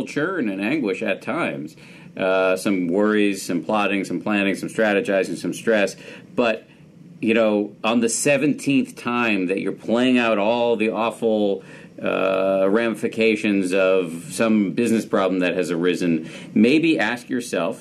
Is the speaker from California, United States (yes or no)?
no; Massachusetts, United States; born or raised there